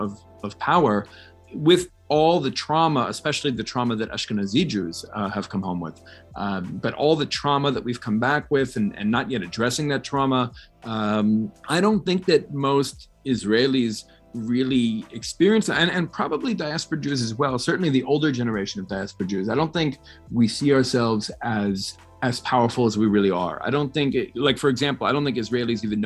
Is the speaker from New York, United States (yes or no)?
yes; New York City, New York, United States; I grew up in New York City in the 80s and 90s